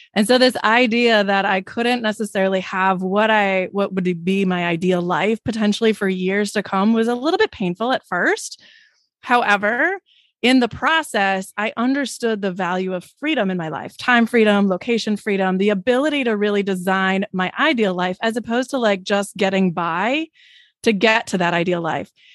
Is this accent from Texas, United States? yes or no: no; Wisconsin, United States; I'm from Wisconsin